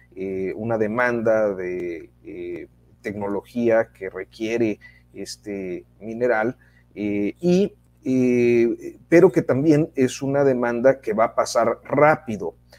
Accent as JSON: {"language": "Spanish", "country": "Mexico"}